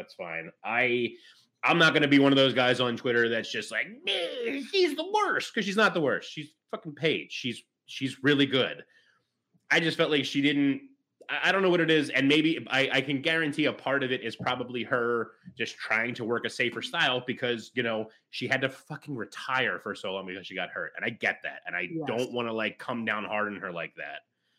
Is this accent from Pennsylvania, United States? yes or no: yes; Philadelphia, Pennsylvania, United States; But I'm from Philly. I grew up in Philly.